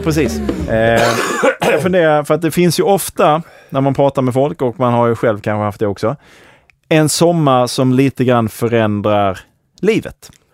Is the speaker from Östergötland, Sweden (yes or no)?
no; Malmö, Skåne, Sweden; de första tio åren så växte jag upp inne i, eh, Hell's Kitchen i Malmö